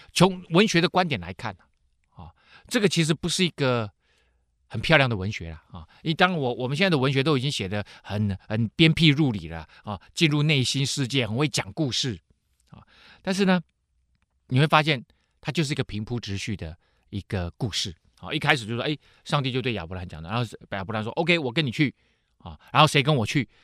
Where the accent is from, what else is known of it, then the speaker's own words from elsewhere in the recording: Taiwan; 跟我们台湾人命名一样嘛